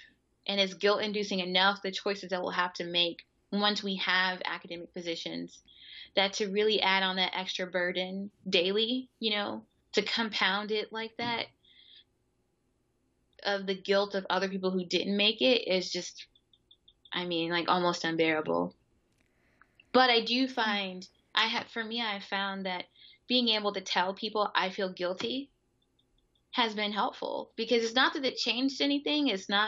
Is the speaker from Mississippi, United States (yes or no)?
yes; Mississippi, United States; moved away; also born or lived in Philadelphia; people who knew me from Mississippi